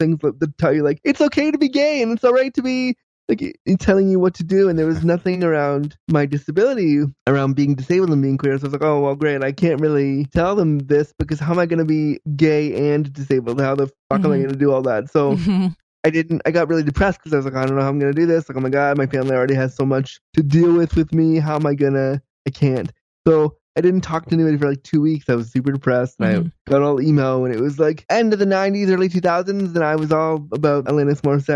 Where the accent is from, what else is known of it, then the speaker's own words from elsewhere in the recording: Orange County, California, United States; I actually was born in LA. I was born in Orange County